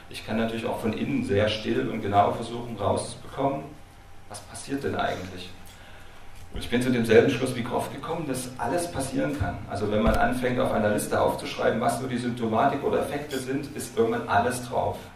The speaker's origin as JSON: {"language": "German", "town": "Dresden", "region": "Saxony", "country": "Germany", "said": "Ich komme ja aus Dresden"}